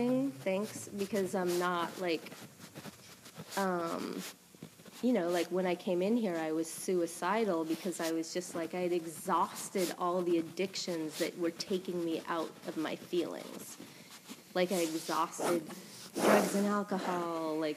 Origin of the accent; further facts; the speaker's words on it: West Coast, United States; moved away; I'm from the West Coast